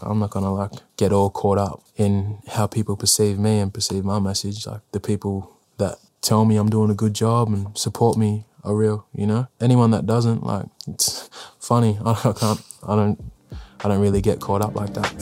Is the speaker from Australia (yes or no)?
yes; South Australia, Australia; I was born in South Australia